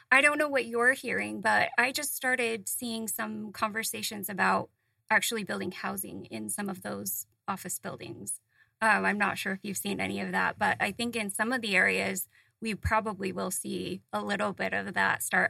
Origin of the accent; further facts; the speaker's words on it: Utah, United States; moved away; I grew up in Utah